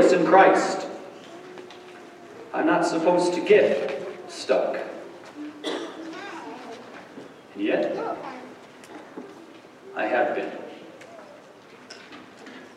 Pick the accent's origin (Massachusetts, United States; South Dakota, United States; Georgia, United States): South Dakota, United States; Brookings; moved away; I grew up in the Church of God in Brookings, South Dakota.